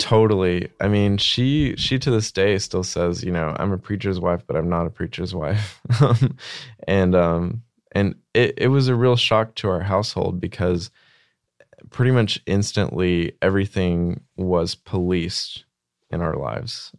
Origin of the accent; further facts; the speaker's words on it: Arkansas, United States; small town Arkansas